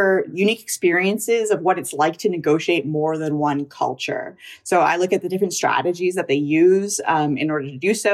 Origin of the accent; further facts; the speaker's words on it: Canada; I'm a Indian, Canadian, biracial, bicultural